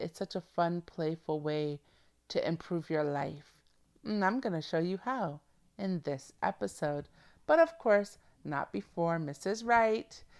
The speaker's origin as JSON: {"language": "English", "country": "Canada", "tie": "born or raised there", "said": "I'm a Canadian born female"}